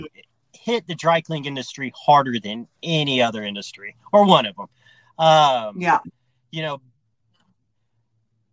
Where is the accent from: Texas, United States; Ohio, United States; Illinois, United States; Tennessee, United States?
Texas, United States; Austin; now in Denver, United States; I'm from Austin, Texas, and my family's been in the dry cleaning industry